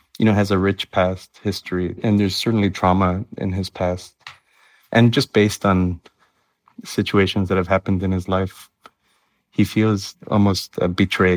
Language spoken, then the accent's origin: English; Miami, Florida, United States; moved away as an adult; also born or lived in Nebraska; now in Ithaca, United States; growing up in Miami